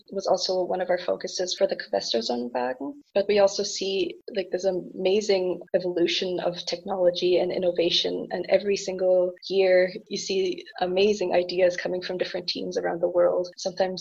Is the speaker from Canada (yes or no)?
yes; Canada; moved away as an adult; also born or lived in Germany; now in Aachen, Germany; I am originally from Canada. I moved to Germany to continue pursuing my passion for electrical engineering